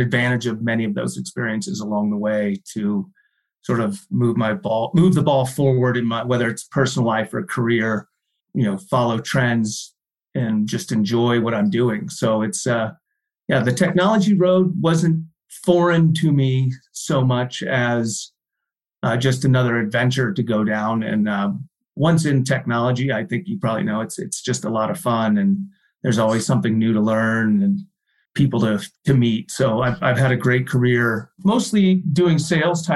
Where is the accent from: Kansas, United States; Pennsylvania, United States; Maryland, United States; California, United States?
Pennsylvania, United States; outside of Philadelphia; moved away as an adult; also born or lived in Delaware / Colorado; I grew up out east outside of Philadelphia